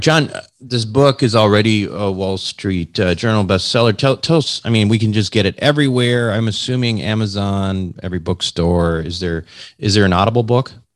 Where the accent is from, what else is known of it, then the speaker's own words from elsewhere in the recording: Minnesota, United States; I'm from Minnesota